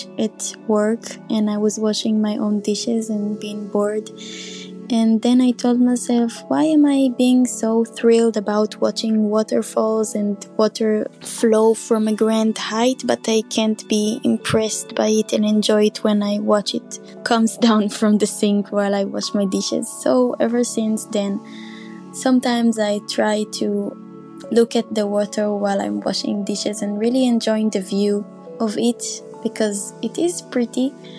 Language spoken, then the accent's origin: English; Israel; I'm from Israel